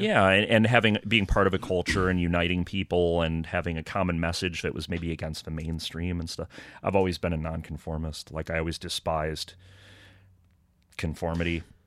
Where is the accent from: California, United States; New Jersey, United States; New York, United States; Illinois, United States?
Illinois, United States; Rockford; I'm from Rockford, Illinois.